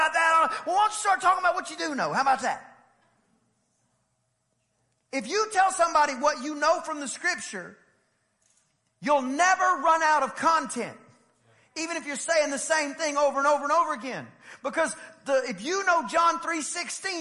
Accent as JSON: {"language": "English", "region": "East Texas", "country": "United States", "said": "I'm from East Texas"}